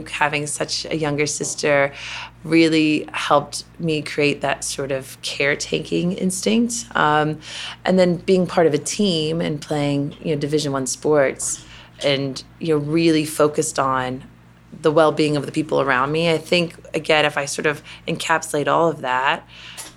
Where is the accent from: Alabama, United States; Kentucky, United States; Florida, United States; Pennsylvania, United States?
Kentucky, United States; Louisville; accent: Kentucky; moved away as an adult; also born or lived in Notre Dame, Indiana / California / United Kingdom; Growing up in Kentucky, you know, there's this thing you do called cotillion